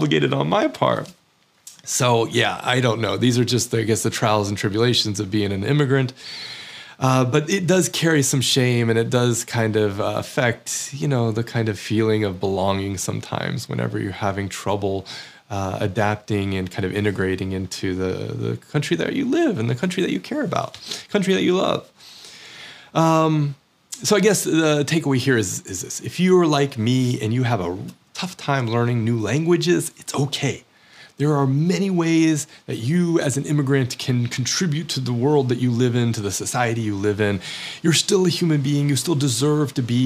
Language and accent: English; United States; accent: American; moved away as an adult; also born or lived in Norway; American Norwegian accent